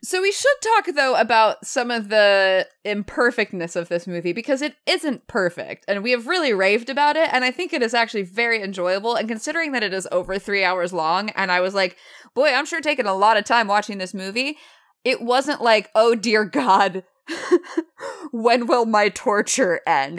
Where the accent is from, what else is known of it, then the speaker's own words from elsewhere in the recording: the South, United States; I'm from the South.